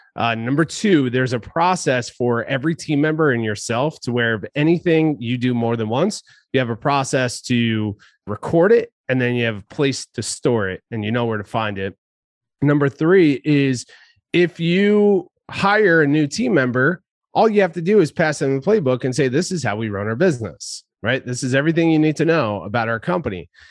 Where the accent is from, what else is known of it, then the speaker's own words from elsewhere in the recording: New Jersey, United States; now in San Diego, United States; back in my home state of New Jersey